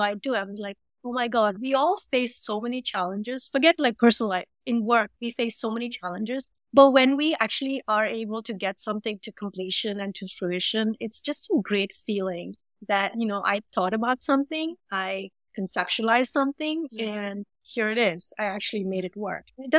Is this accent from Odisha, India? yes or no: no; Mumbai, Maharashtra, India; moved away as an adult; now in Chicago, United States; I'm from Mumbai and, you know, I've grown up in a humid environment